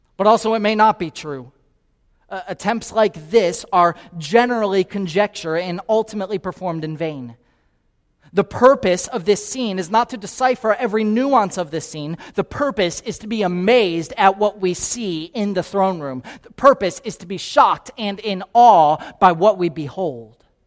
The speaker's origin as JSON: {"language": "English", "town": "Naples", "region": "Florida", "country": "United States", "tie": "born or raised there", "moved": "yes", "lives_now": "Kansas City, United States", "said": "I grew up here in Naples, Florida"}